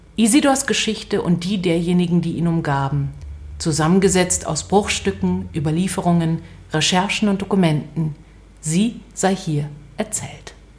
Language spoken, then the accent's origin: German; Berlin, Germany; also born or lived in Israel; Ich bin in West-Berlin aufgewachsen